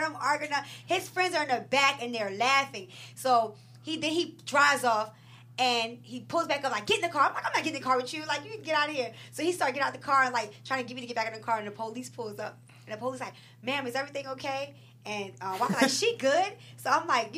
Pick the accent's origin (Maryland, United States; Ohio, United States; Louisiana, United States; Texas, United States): Maryland, United States; Baltimore; I'm from up north. I'm from Baltimore